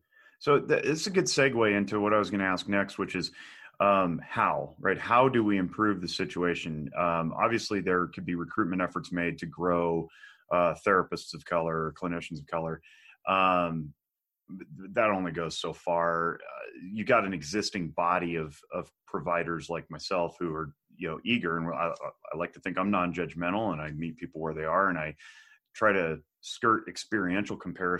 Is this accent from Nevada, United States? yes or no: yes; Reno, Nevada, United States; I'm a white male born and raised in Reno, Nevada, I'm fifth generation.